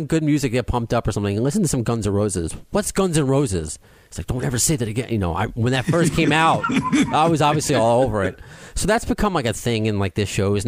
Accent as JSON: {"language": "English", "area": "Long Island", "region": "New York", "country": "United States", "said": "I'm also from Long Island"}